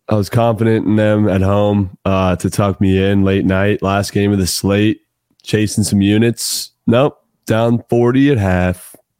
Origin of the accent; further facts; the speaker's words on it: California, United States; moved away as an adult; now in Texas, United States; I was born and raised in California